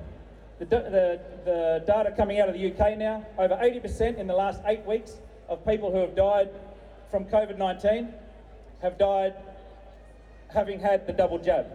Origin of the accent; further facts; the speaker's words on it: the Pilbara, Western Australia, Australia; I'm from the Pilbara